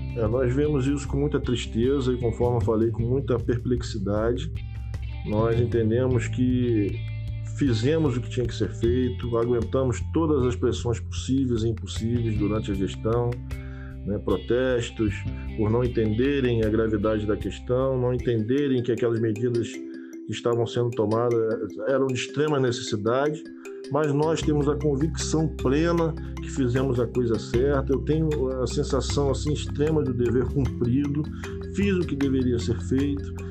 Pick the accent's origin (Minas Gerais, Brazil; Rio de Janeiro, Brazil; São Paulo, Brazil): Rio de Janeiro, Brazil; Arraial do Cabo; Estamos falando aqui como cidadão cabista, nascido e criado em Arral do Cabo